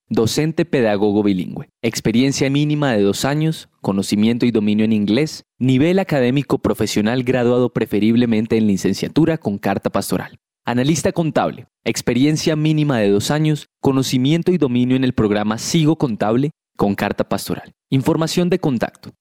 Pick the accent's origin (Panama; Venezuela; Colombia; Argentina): Colombia; como colombiano